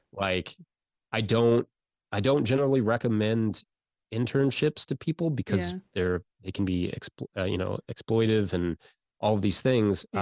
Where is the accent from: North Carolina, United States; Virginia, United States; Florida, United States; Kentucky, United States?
Kentucky, United States; Central; I grew up in Central Kentucky